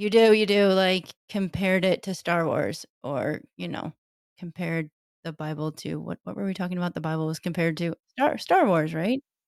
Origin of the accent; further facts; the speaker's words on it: Detroit, Michigan, United States; I grew up in Detroit